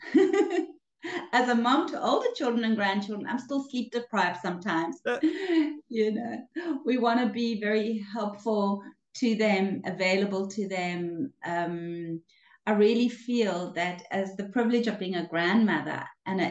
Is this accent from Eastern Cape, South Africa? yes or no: no; Cape Town, Western Cape, South Africa; moved away as an adult; now in Israel; I was born in a small town, actually, out of Cape Town. Grew up in Cape Town